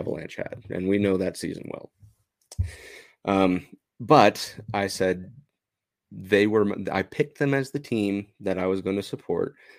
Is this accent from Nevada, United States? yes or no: no; Provo, Utah, United States; I'm from Utah, and I still live in Utah, uh, born and raised in Provo